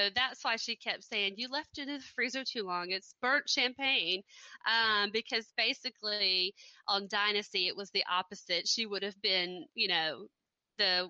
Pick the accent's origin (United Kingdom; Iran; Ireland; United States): United States; Deep South; accent: southern; I grew up in the Deep South